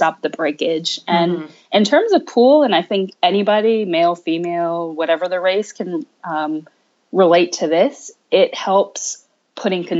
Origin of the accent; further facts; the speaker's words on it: Montclair, New Jersey, United States; also born or lived in New York City, New York; I was born in New York in the city. But I grew up in Northern Jersey, right outside of New York in Montclair